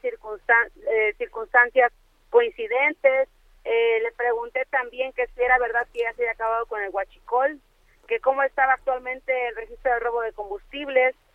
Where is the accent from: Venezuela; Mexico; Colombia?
Mexico; a nosotros como mexicanos y como diputados